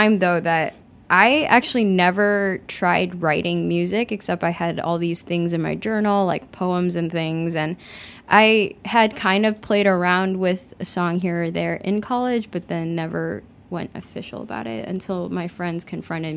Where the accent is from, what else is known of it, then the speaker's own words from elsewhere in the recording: Chicago, Illinois, United States; moved away as an adult; also born or lived in Kunming, China; I grew up in Chicago